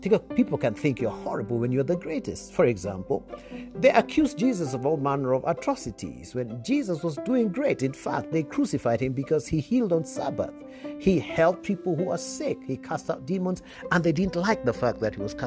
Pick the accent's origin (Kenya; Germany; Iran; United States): Kenya; if you come from my home country or East African region